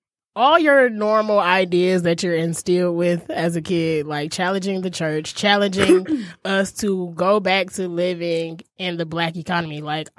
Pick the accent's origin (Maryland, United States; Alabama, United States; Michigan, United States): Michigan, United States; Detroit; also born or lived in Las Vegas, Nevada; We pretty much have the same story. I'm also from Detroit.